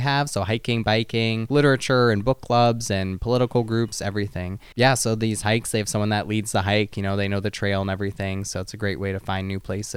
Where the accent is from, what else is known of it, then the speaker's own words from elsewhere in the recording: Escanaba, Michigan, United States; moved away as an adult; now in Anchorage, United States; I'm from Escanaba, Michigan. I just moved up to Anchorage about a month ago.